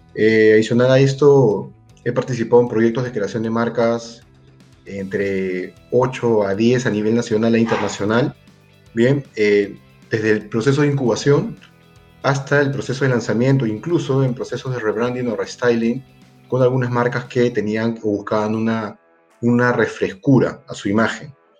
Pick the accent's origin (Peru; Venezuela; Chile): Peru